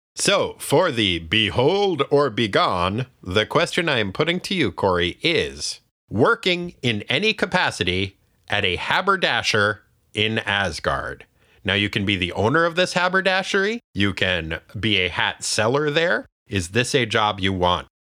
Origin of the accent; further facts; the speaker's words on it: New Hampshire, United States; my home state of New Hampshire